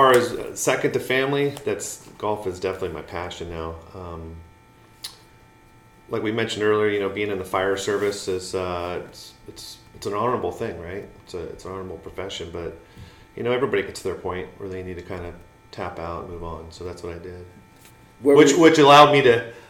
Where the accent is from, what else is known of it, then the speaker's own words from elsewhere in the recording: California, United States; I'm originally from Southern California. I moved here with my mom in the 80s.